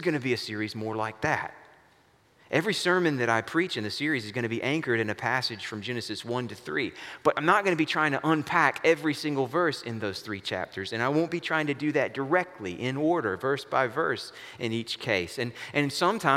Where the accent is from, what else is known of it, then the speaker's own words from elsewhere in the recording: the American South, United States; a Southerner and not a Westerner or a Northerner